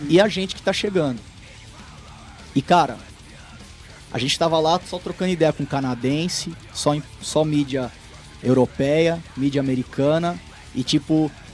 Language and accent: Portuguese; Brazil; moved away as an adult; a gente não é europeu, nós somos brasileiros